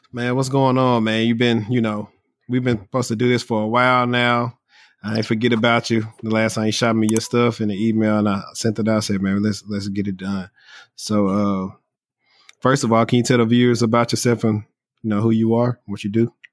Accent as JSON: {"language": "English", "region": "Louisiana", "country": "United States", "said": "I'm from Louisiana where housing is cheap."}